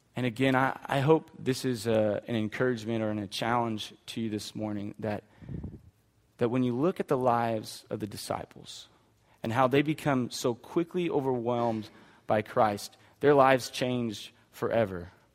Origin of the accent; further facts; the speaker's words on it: Hanford, United States; I grew up in Hanford